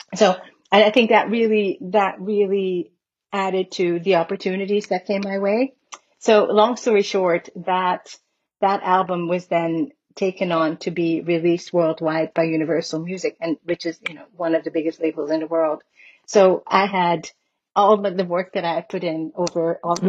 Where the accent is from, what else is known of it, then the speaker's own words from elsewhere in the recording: Curaçao; I was born and raised in Curacao, which is the Dutch Caribbean island